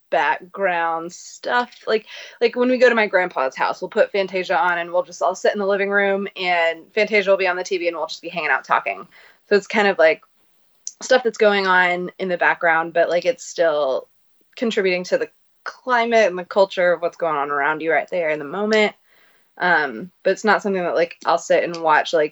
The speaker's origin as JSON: {"language": "English", "region": "Oklahoma", "country": "United States", "moved": "yes", "lives_now": "Washington, D.C., United States", "said": "I'm from Oklahoma, but now I live in Washington, D.C."}